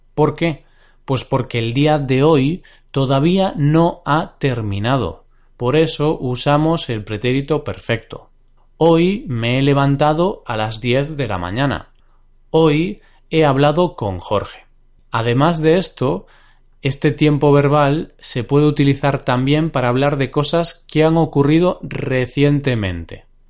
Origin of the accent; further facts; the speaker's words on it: Galicia, Spain; Y justamente es mi región natal. Yo soy gallego, he nacido en Galicia.